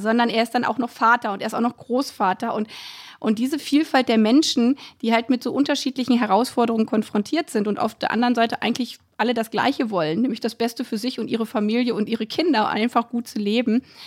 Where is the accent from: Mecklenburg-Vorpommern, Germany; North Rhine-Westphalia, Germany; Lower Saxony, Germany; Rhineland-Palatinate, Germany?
Lower Saxony, Germany; a village in; now in Brandenburg, Germany; da, wo ich herkomme, aus, vom niedersächsischen Dorf